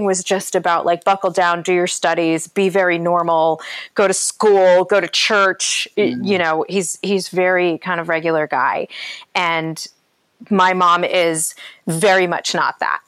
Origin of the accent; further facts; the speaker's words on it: Ashtabula, Ohio, United States; also born or lived in Orange County, California; I'm from a small town in Ohio called Ashtabula. It's like the most upper northeast corner of Ohio before the Pennsylvania border